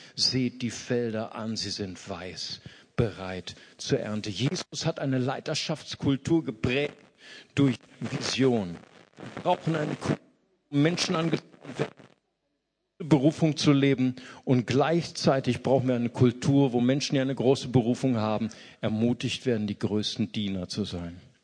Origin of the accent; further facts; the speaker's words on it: Germany; als Deutsche